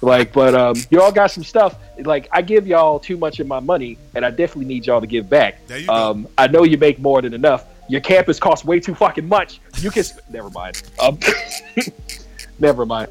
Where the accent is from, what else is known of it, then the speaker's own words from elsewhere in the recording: San Diego, California, United States; I'm from San Diego